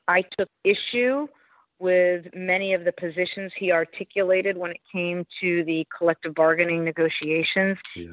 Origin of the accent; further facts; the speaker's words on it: Los Angeles, California, United States; also born or lived in Berkeley; I came back to my hometown of Los Angeles for grad school